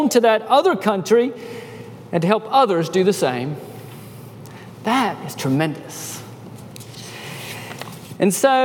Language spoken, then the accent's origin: English; United States; moved away; also born or lived in Peru; being American citizens